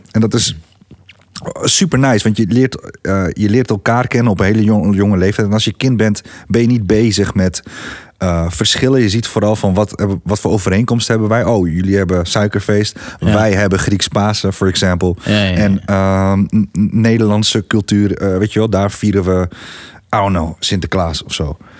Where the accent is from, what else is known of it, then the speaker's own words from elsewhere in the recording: Gorinchem, South Holland, Netherlands; ik kom uit Gorkum